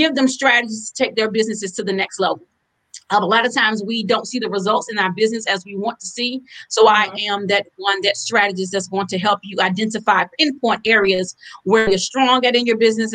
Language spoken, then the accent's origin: English; Halifax County, North Carolina, United States; now in Durham, United States; I'm originally from Halifax County, but I now reside in Durham, North Carolina